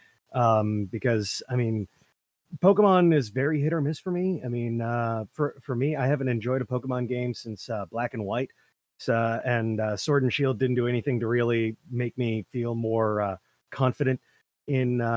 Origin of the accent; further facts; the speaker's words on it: Fairhaven, Massachusetts, United States; my hometown has a sister city in Japan. We've got a very storied history, goes back over 100 years relationship-wise with Japan